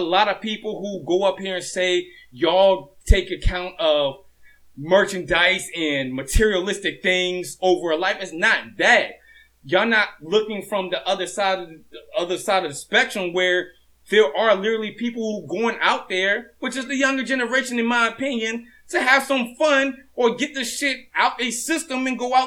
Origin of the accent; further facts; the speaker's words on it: Hampton, Virginia, United States; also born or lived in Norfolk, Virginia; I'm from Norfolk, but I was raised in Hampton